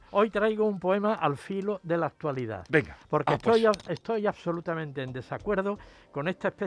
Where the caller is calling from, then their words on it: Almería, Andalusia, Spain; Pues a mí es que me encanta la acuarela